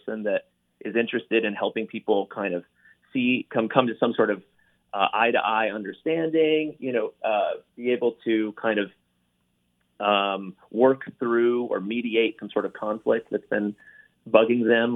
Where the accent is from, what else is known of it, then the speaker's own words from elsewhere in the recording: Gainesville, Florida, United States; moved away; Gainesville, Florida is my hometown